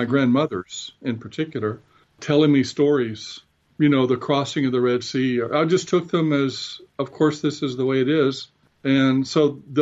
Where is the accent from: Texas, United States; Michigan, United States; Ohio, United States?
Texas, United States; West; now in Southern California, United States; I grew up in West Texas